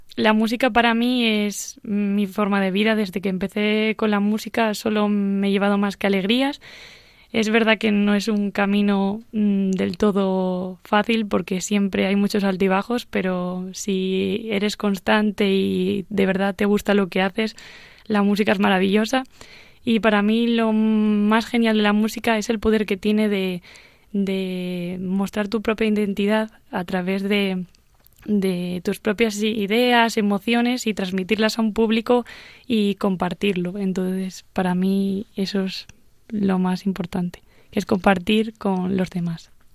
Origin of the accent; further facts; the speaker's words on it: Asturias, Spain; viaje a mi tierra, Asturias concretamente